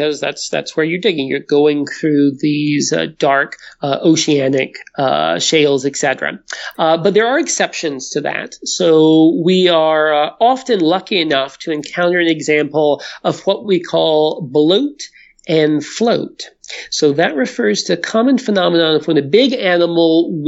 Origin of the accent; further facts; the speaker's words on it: the mountains of North Carolina, United States; now in Edmonton, Canada; I'm not originally from Edmonton. I'm actually originally from the mountains of North Carolina. Technically, I'm a hillbilly. But back home is a terrible place to find dinosaurs.